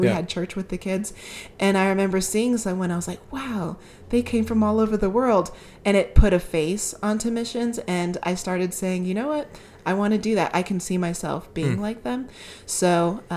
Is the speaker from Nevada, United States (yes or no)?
yes; Las Vegas, Nevada, United States; I am a missionary in, actually, ironically, my hometown of Las Vegas, Nevada